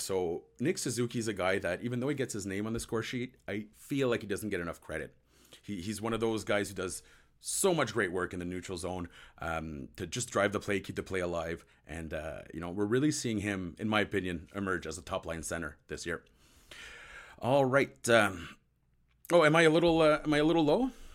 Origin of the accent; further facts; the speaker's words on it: Ottawa, Ontario, Canada; I'm from Ottawa.